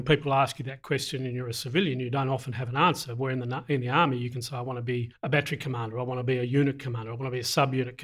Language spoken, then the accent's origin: English; Hobart, Tasmania, Australia; moved away; I'm Tasmanian and I've heard all the Tasmanian jokes, so don't throw any of them at me. I was born in Hobart, lived and raised in Hobart